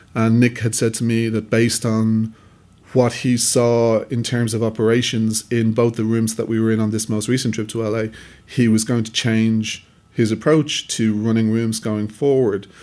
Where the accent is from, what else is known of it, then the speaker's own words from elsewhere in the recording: Dublin, Leinster, Ireland; I'm a filmmaker from Dublin, Ireland.